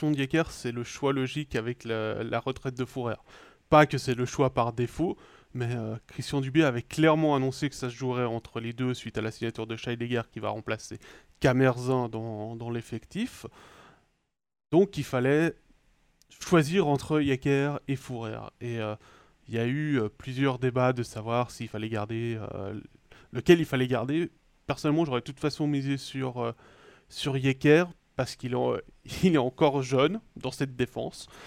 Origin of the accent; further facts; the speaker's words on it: Switzerland; David et moi, on peut y aller sans problème, puisqu'on est suisse.